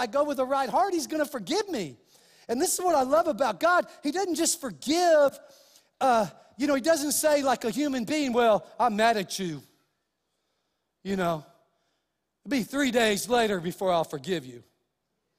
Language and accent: English; Clovis, United States; The church I went to in Clovis